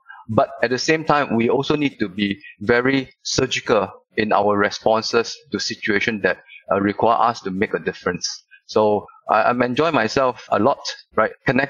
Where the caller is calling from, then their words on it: Singapore; I'm calling you from Singapore. Bright, sunny, and really hot here.